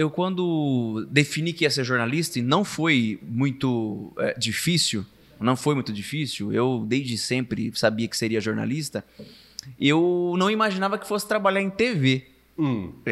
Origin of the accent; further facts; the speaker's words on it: Araçatuba, São Paulo, Brazil; also born or lived in Bauru; now in São Paulo, Brazil; eu vou trabalhar em Aracatuba. É, é, a minha terra, eu vou trabalhar ali. Só que as coisas foram se desenrolando de uma tal forma que quando eu vi, eu fui morar em Bauru, de Bauru fui para São Paulo e tô em São Paulo.